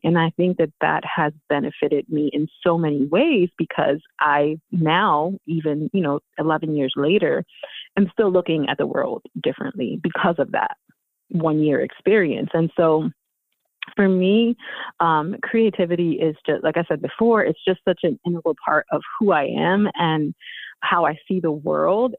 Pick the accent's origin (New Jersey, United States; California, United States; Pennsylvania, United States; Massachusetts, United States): Pennsylvania, United States; Philadelphia; also born or lived in Houston, Texas; I was growing up in North Philly, no TV.